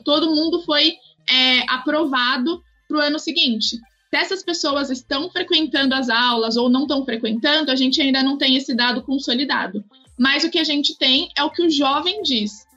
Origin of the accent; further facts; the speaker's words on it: Brazil; quem somos como, como país, como brasileiros